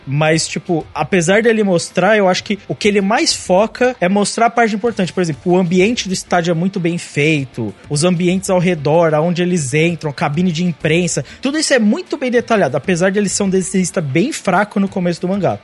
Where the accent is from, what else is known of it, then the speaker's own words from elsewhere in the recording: Brazil; eu sou brasileiro